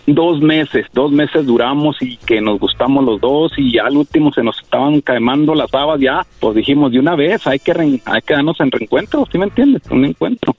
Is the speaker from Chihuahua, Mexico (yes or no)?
yes; Chihuahua, Mexico; now in Kansas, United States; Yo soy de Chihuahua y vivo en Kansas